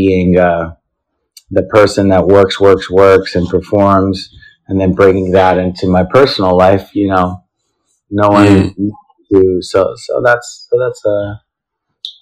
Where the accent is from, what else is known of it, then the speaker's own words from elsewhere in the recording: New Jersey, United States; also born or lived in Los Angeles, United States / Israel; now in New York City, United States; now I'm based in New York City, but I've lived in LA, Israel, and born and raised in New Jersey